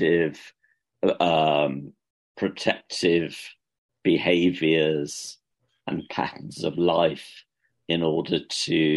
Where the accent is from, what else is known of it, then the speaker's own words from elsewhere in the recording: United Kingdom; accent: British; moved away as an adult; also born or lived in London; now in Dublin, Ireland; I'm not Irish, as you could probably tell from my accent. It's a British one